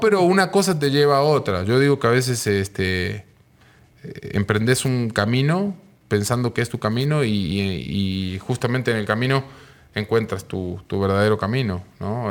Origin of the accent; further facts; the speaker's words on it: Mar del Plata, Buenos Aires Province, Argentina; moved away as an adult; also born or lived in Mexico City, Mexico; now in Mexico; Yo soy de Mar del Plata, una ciudad este, de Argentina, ciudad con playa, ciudad turística de allá. Y nada, de ahí vengo. Pero ya tengo 26 años acá en México.